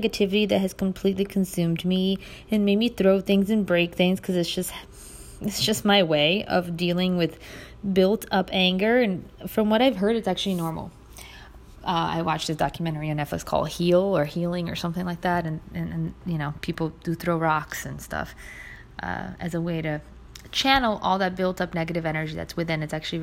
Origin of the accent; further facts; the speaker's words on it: Brazil; now in United States; My home country, Brazil